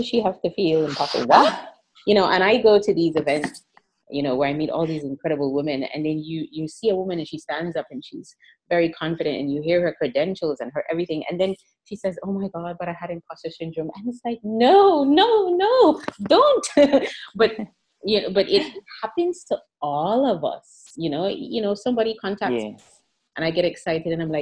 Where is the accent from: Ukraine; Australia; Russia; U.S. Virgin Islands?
U.S. Virgin Islands; moved away as an adult; also born or lived in Saint Kitts and Nevis / United States; Where I grew up in St. Croix in the Virgin Islands